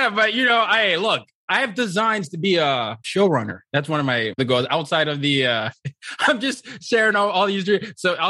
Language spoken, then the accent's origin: English; Nigeria; In college, I used to, well, when you grew up as a Nigerian, there are certain career options you're supposed to have.